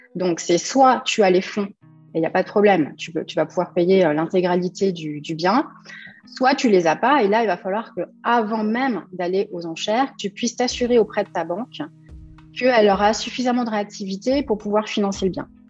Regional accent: Cormeilles-en-Parisis, Île-de-France, France; je suis née à cormeil en Parisie, en région parisienne, le 4 janvier 1977

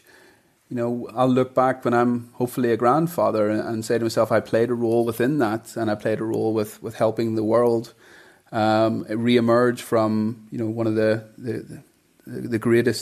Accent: Bangor, Northern Ireland, United Kingdom; moved away as an adult; also born or lived in England / London; now in Dubai, United Arab Emirates; I grew up in Bangor

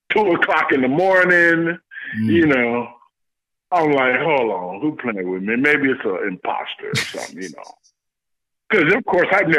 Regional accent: Los Angeles, California, United States; I'm from South Central L.A.

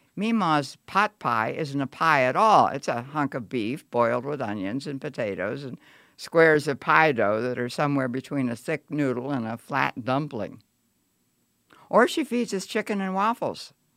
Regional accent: Lewistown, Pennsylvania, United States; my hometown, Lewistown

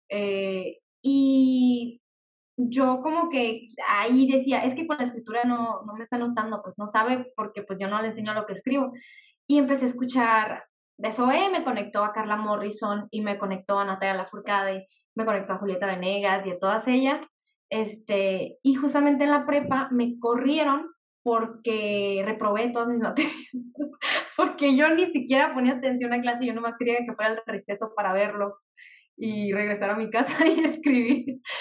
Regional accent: Mexicali, Baja California, Mexico; soy aquí de Mexicali, Baja California

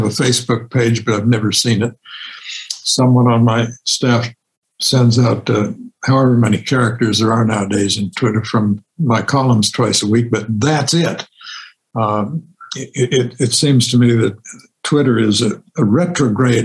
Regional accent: Champaign, Illinois, United States; growing up in Champaign, Illinois

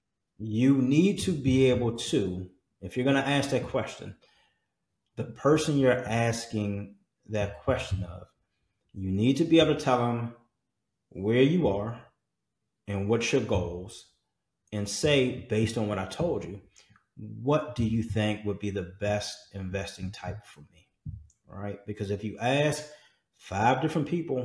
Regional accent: Washington, District of Columbia, United States; came out of Washington, D.C., out of my hometown

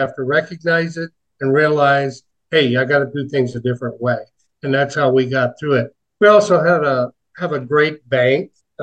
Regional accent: Chicago, Illinois, United States; I was born in the Chicago area, Old Cook County Hospital, many years ago

